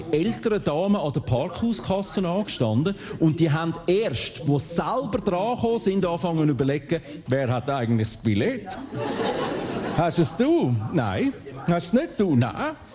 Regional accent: Zurich, Switzerland; Also man kann nicht nach äh, Chur oder überhaupt äh, ins Bündnerland kommen als Zürcher, ohne dass nicht der ein oder andere Spruch kommt.

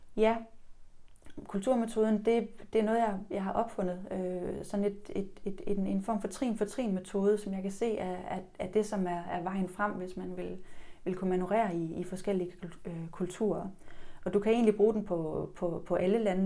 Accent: Denmark

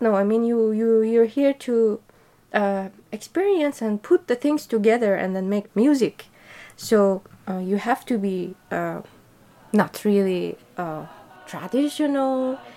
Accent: Tehran, Tehran Province, Iran; I'm from Iran uh, from the capital, Tehran

